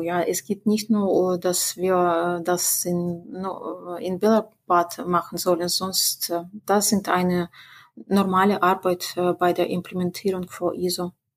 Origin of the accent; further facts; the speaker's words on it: Belarus; in unserer Republik